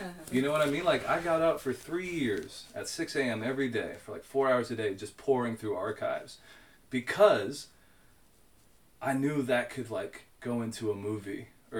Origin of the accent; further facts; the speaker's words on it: Nashville, Tennessee, United States; I'm a kid from Nashville. I grew up going literally to like city sanctioned full moon picking parties, like the Parks Department put on in Warner Park.